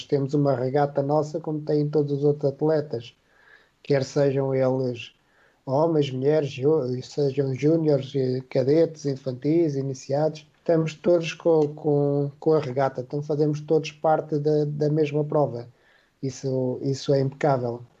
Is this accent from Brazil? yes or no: no; Norte, Portugal; Porque o meu pai era, era do Porto, eu sou do Nort